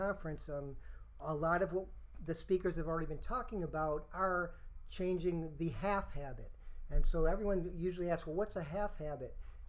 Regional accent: Rochester, New York, United States; I'm from Rochester, New York

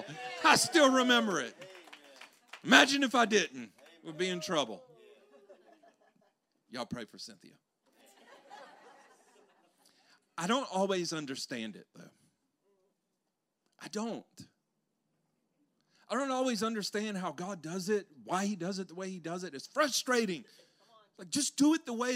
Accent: Louisiana, United States; moved away; I'm from Louisiana

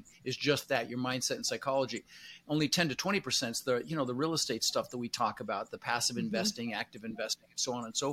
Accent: Denver, Colorado, United States; English is a second language; also born or lived in Netherlands; I was born in the Netherlands, you know, wooden shoes and windmills, and immigrated when I was 6 years old with my brother Albert, my mother's Vancha. Ended up in Denver, Colorado

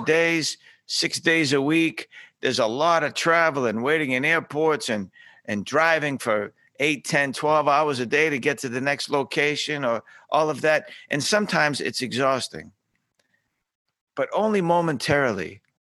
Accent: Boston, Massachusetts, United States; I grew up shining shoes in South Boston

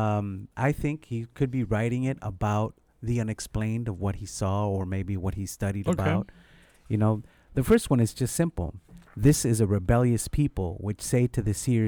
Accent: United States; I'm American.

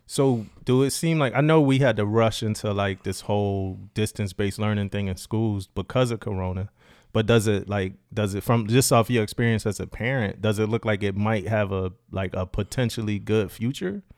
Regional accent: Philadelphia, Pennsylvania, United States; moved away as an adult; also born or lived in Florida; I came in from Philly.

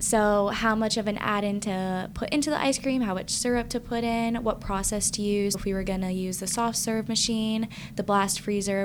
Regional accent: Ohio, United States; moved away as an adult; now in West Lafayette, United States; I'm from Ohio, but I definitely came to Purdue because of the great food science program.

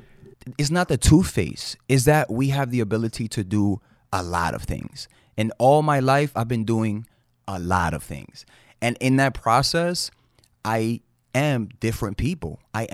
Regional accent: Manhattan, New York, United States; And, yeah, I grew up in Uptown Manhattan in Dyckman. So if you're from Dyckman, what's up, y'all?

